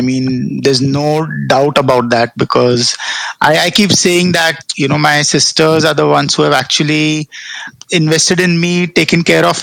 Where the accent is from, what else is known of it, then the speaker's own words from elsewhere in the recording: North India, India; Baniyas are I mean, we are from North India